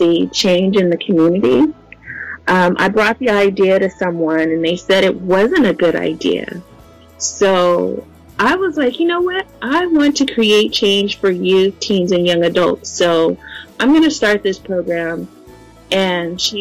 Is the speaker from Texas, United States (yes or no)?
no; San Diego, California, United States; I'm from San Diego, California